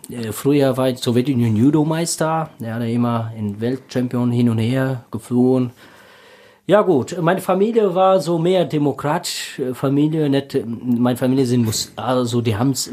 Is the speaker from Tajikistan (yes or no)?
yes; Tajikistan; German is a second language; Ja, in Tadschikistan, also ich war in einer Mittelteilfamilie, äh, nicht so reich und nicht so arm